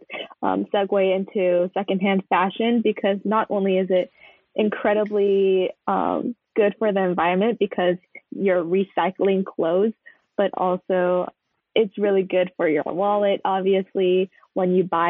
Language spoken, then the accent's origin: English; California, United States; I'm from California